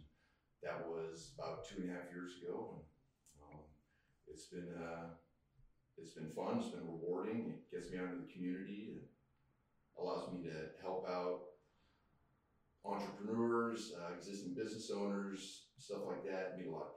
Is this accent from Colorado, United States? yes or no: yes; Colorado, United States; moved away as an adult; also born or lived in Texas / Phoenix, Arizona; now in East Texas, United States; I was born and raised in Colorado